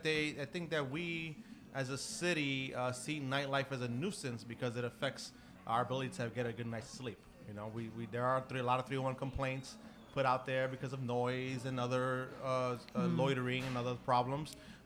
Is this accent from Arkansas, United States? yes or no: no; Brooklyn, New York, United States; I did.